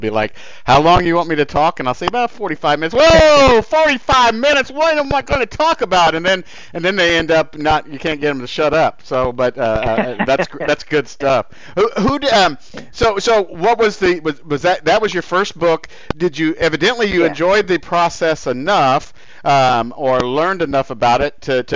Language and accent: English; Indianapolis, Indiana, United States; growing up in Indiana, I grew up in Indianapolis